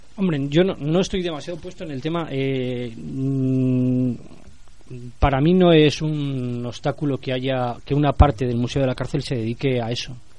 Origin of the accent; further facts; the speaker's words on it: Santoyo, Castile and León, Spain; yo soy de Santoyo